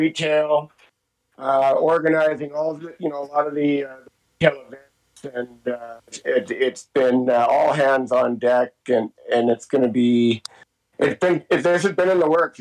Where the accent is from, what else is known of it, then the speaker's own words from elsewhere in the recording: Hope, British Columbia, Canada; Hope has been my hometown and never had to move.